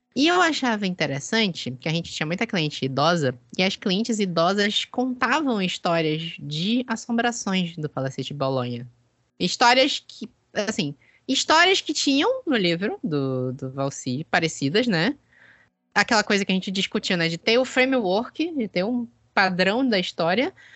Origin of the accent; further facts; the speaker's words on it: Belém, Pará, Brazil; also born or lived in southern Brazil; eu sou aqui de Belém, cresci aqui em Belém, morei um tempo no sul, mas cresci aqui em Belém